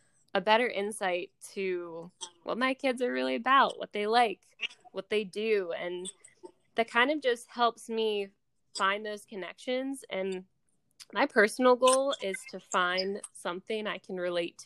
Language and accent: English; Pittsburgh, Pennsylvania, United States; I'm from Pittsburgh, Pennsylvania